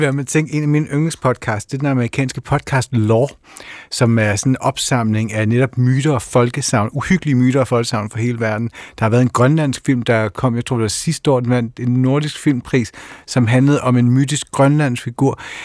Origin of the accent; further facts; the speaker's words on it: Kerteminde, Southern Denmark, Denmark; moved away; jeg kommer fra Kærtminde på Fyn